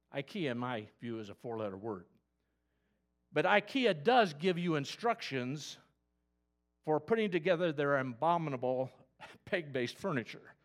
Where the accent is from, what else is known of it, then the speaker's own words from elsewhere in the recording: Kokomo, Indiana, United States; moved away; also born or lived in Elwood, Indiana; I grew up in Kokomo